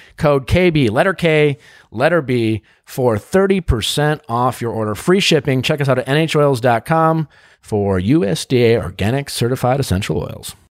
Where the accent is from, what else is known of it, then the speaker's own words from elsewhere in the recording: Wisconsin, United States; as a kid growing up in Wisconsin